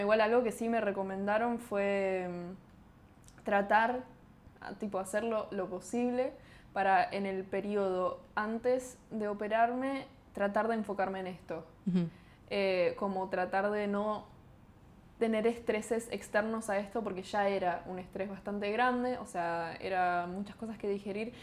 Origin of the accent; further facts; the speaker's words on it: Buenos Aires, Argentina; somos de, Capital de Buenos Aires